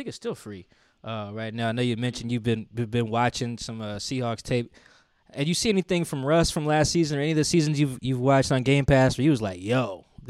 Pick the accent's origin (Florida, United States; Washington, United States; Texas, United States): Washington, United States; Seattle; me and Chris are from Seattle.